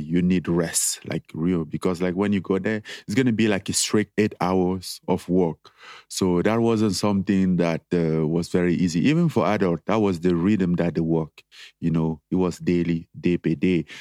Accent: Cameroon; moved away as an adult; growing up in Cameroon

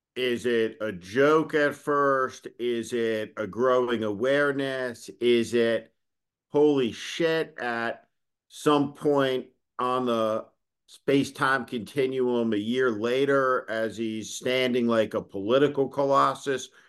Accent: North Plainfield, New Jersey, United States; there were no gay people, like, growing up in North Plainfield, New Jersey.

